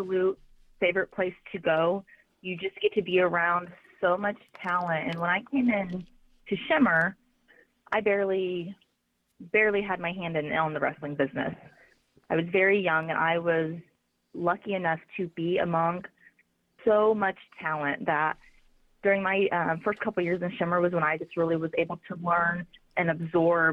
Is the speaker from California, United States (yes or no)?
no; Dayton, Ohio, United States; it's my hometown. I'm born and raised in Dayton, Ohio